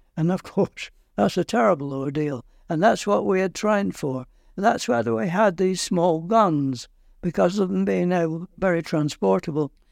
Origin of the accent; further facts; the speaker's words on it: Lancashire, North West England, United Kingdom; moved away as an adult; also born or lived in Kingston upon Thames, England; now in Port Erin, Isle of Man; I'm not a Londoner, I'm from Lancashire.